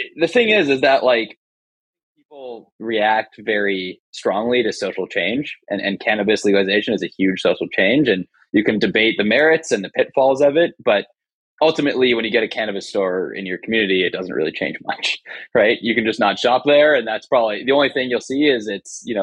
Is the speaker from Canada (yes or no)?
yes; Canada; I'm Canadian as you are